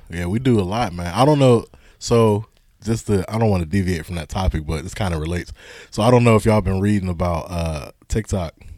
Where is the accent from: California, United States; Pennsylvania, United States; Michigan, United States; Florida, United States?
Pennsylvania, United States; Pittsburgh; I'm from Pittsburgh. Family's from, mom's family is from Aliquippa